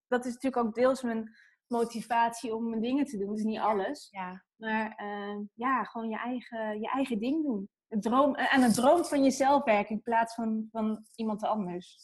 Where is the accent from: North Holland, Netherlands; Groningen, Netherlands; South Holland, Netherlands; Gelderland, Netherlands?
North Holland, Netherlands; Heemskerk; moved away as an adult; also born or lived in Beverwijk; Ik ben in Beverwijk geboren. En in Heemskerk eh, ben ik opgegroeid.